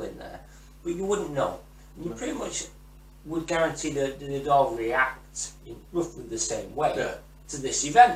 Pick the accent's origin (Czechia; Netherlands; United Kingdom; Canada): United Kingdom; England; I'm English